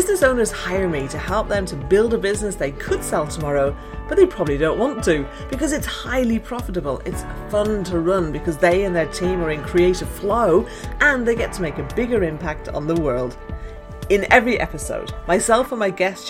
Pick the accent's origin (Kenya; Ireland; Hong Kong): Ireland; I'm Irish